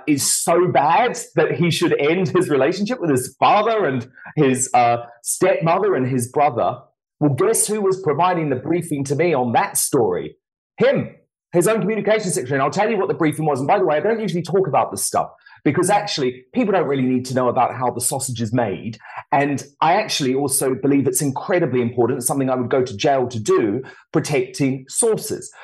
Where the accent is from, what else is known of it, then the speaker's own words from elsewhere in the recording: United Kingdom; someone like me, as a British citizen